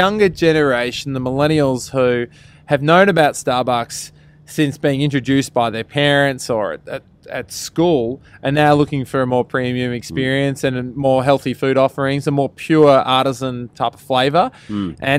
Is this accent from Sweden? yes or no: no; Australia; Yeah, that's all right. We're unashamedly Australian.